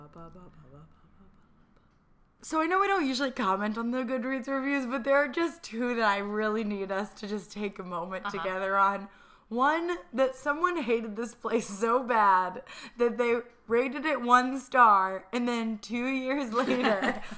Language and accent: English; East Coast, United States; I'm from the East Coast